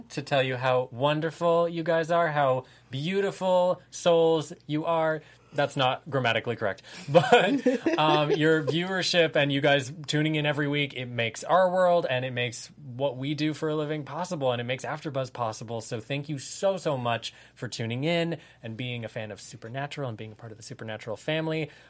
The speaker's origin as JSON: {"language": "English", "town": "Santa Monica", "region": "California", "country": "United States", "said": "I am from Santa Monica."}